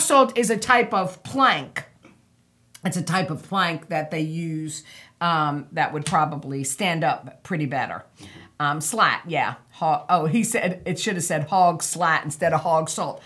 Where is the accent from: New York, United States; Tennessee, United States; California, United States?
New York, United States; Harrison; now in New Bern, United States; growing up in Harrison, that was small town